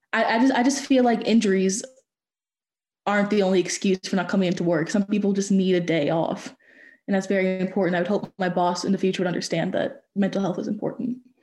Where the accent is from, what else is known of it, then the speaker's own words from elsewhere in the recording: Louisiana, United States; I'm from Louisiana